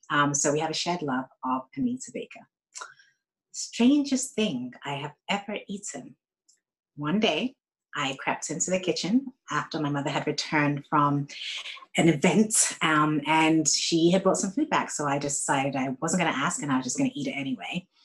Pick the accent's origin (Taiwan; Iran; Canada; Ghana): Ghana; also born or lived in Bristol, United Kingdom / Saudi Arabia / Florida, United States; Um, so I was born in Bristol, um, moved to Saudi Arabia, lived in Florida, and also lived in Ghana, where I'm from.